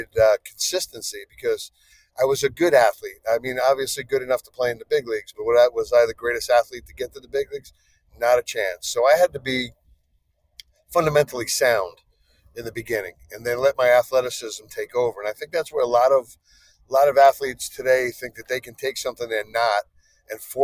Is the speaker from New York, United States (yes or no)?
yes; Long Island, New York, United States; growing up where I grew up on Long Island